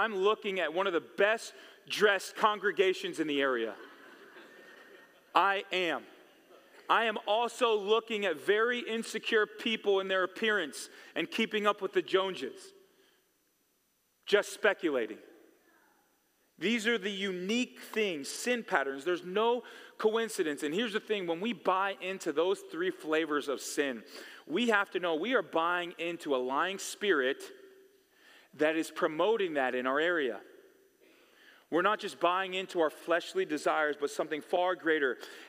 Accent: California, United States; I came from California.

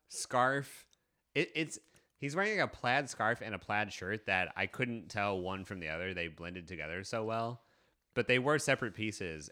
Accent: Kansas City, United States; I'm from Kansas City

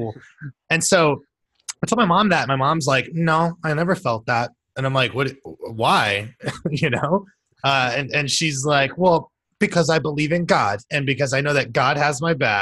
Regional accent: Tampa, Florida, United States; also born or lived in Washington, D.C.; now in Philadelphia, United States; we grew up in Tampa

